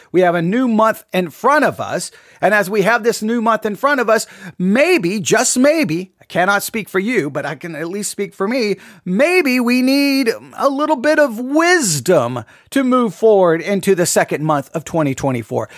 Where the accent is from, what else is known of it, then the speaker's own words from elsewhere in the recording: Texas, United States; an American, and much more than an American, I'm a Texan